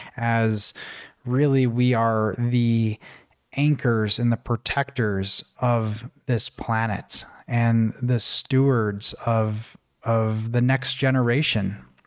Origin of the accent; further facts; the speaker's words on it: Buffalo, New York, United States; moved away as an adult; also born or lived in Tanzania; thousands of miles away from my hometown, which was in Buffalo, New York.